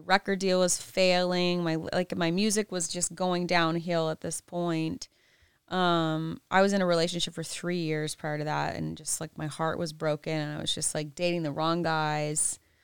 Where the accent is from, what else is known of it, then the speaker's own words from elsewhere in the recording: the South, United States; I'm from the South